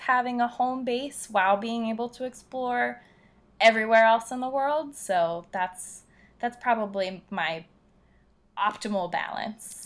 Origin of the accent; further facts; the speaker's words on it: Philadelphia, Pennsylvania, United States; I'm from Philadelphia